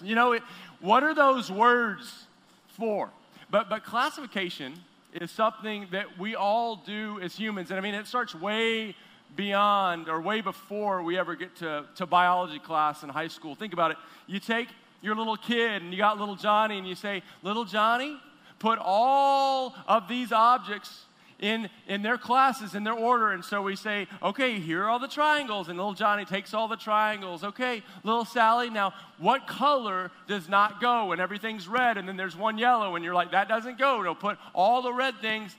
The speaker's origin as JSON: {"language": "English", "region": "Texas", "country": "United States", "moved": "yes", "said": "I am from Texas originally, from the South"}